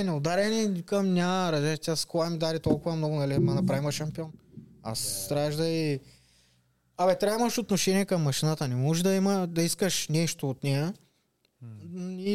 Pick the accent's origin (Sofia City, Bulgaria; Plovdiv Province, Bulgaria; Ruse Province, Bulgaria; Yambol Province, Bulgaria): Ruse Province, Bulgaria; Karan Varbovka; Каран Върбовка, аз съм от Каран Върбовка